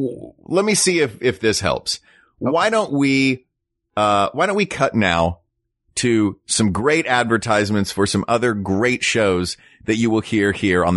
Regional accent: Tennessee, United States; But you know what? I grew up in Tennessee, and not everything Tennessee did was great.

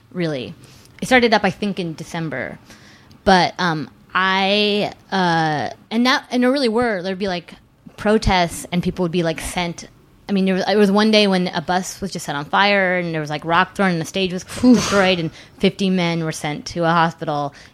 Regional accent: New York City, New York, United States; I'm a New Yorker. Screw this.

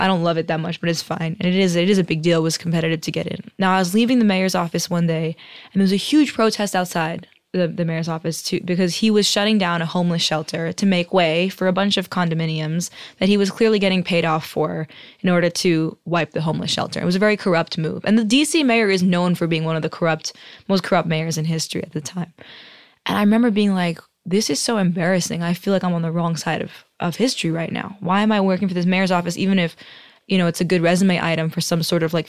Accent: New York City, New York, United States; I grew up in New York City playing the drums.

